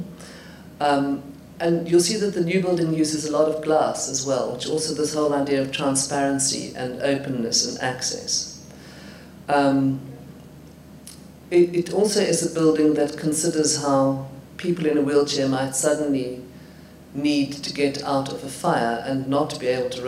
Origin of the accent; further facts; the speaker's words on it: Johannesburg, Gauteng, South Africa; when I was growing up in Johannesburg